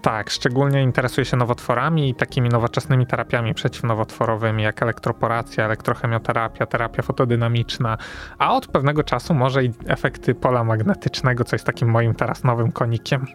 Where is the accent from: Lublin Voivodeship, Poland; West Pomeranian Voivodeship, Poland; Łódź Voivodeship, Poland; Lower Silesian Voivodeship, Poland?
Lower Silesian Voivodeship, Poland; Wrocław; jestem wrocławianinem rodowitym